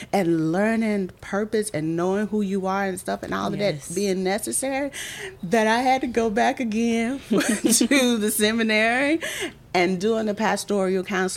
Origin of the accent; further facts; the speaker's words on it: McCormick, South Carolina, United States; also born or lived in Greenwood; I grew up in McCormick, moved to Greenwood